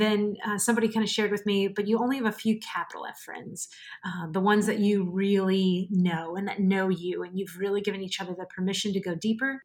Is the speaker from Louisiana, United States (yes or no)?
yes; New Orleans, Louisiana, United States; moved away as an adult; also born or lived in Mobile, Alabama / Central Virginia / Melbourne, Florida; now in Orlando, United States; I am a Cajun from a very swampy town right outside of New Orleans